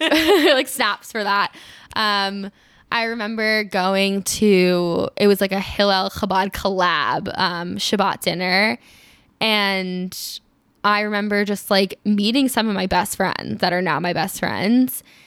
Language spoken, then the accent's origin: English; Maryland, United States; also born or lived in Israel; I grew up in Maryland, um, just outside D C